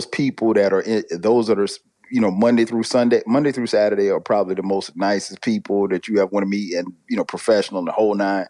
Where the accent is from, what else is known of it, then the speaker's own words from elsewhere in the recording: South Carolina, United States; growing up in South Carolina